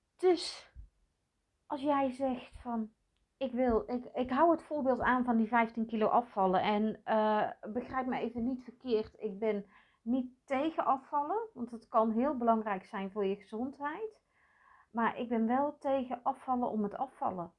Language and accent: Dutch; North Brabant, Netherlands; meisje geboren in de jaren zeventig in katholiek Brabant